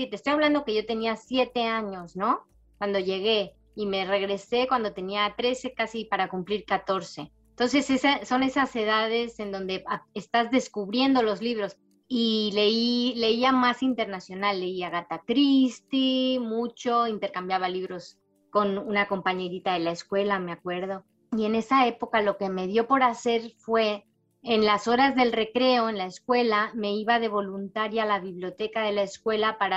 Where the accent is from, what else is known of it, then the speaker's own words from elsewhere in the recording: Barcelona, Catalonia, Spain; born there; also born or lived in Panama; por eso también nací en Barcelona, porque estaba destinado en Barcelona cuando yo nací ahí. Y mm, porque mi papá realmente es madrileño, entonces lo lógico hubiera sido que, que naciera en Madrid, pero estábamos destinados en Barcelona, después lo destinaron a, a Panamá y ahí estuvimos ocho años.